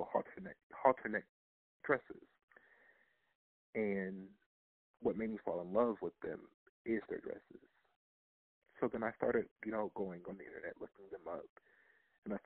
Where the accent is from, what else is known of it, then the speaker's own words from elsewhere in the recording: Lorain, Ohio, United States; From Lorain, Ohio, born Lorain, Ohio, raised in Lorain, Ohio.